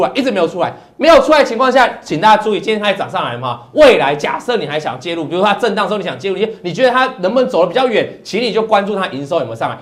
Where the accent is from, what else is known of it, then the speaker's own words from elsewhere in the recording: Taiwan; 我们台湾话